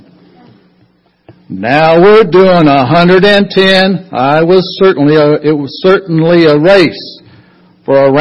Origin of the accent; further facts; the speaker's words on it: North Wilkesboro, North Carolina, United States; I was born in North Wilkesboro. That's North Carolina. And I am proudly mountain bred and cornbread fed. I've attended many NASCAR races at the old North Wilkesboro Speedway when I was growing up